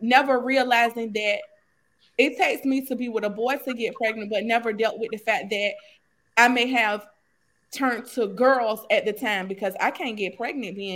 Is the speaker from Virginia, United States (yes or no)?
yes; Norfolk, Virginia, United States; I'm from Norfolk, Virginia